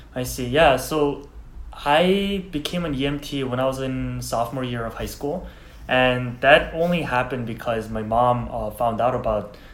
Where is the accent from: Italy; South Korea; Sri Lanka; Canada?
South Korea; English is a second language; now in United States; I'm from Korea